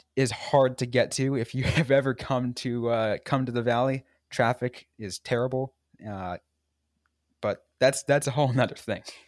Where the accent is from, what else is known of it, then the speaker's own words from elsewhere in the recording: San Jose, California, United States; I grew up in San Jose